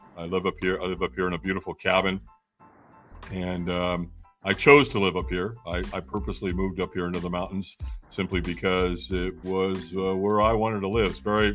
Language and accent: English; Long Beach, California, United States; also born or lived in Hollywood, California; now in North Carolina, United States; Originally, I was born and raised in Southern California. I was born in Hollywood, Queen of Angels Hospital, to a single mom.